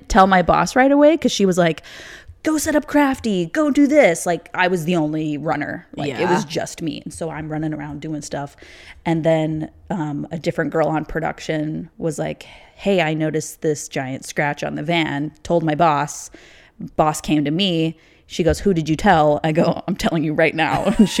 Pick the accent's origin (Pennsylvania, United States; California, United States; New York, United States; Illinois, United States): Illinois, United States; Naperville; moved away as an adult; now in Los Angeles, United States; Yes, I am from Illinois. I grew up in Naperville, which is a western suburb of Chicago. I went to college in the city